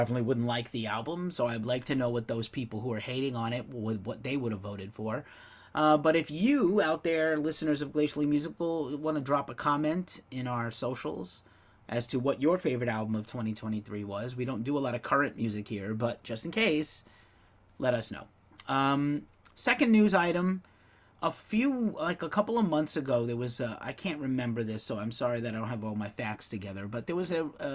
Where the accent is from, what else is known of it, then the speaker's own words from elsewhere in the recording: New York, United States; moved away; I'm from New York